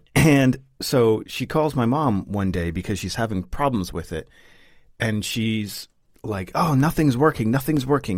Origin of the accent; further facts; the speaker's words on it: United States; now in Sweden; as an American